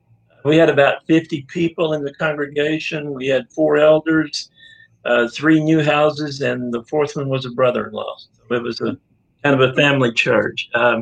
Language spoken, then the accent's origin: English; Honey Grove, Texas, United States; I grew up over in Fannin County around Honey Grove. That town's claim to fame is being named by David Crockett on his way to the Alamo.